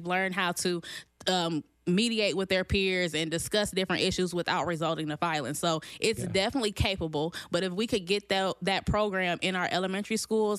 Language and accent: English; Danville, Illinois, United States; I was born and raised here in Danville, Illinois.